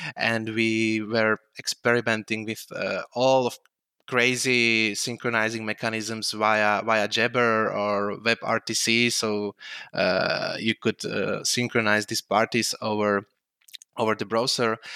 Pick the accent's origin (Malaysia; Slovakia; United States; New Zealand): Slovakia; moved away as an adult; now in Prague, Czech Republic; I was born in Slovakia, but, uh, since two thousand twelve, uh, two, two thousand two, I'm living in Prague. I moved there to study computer science at Charles University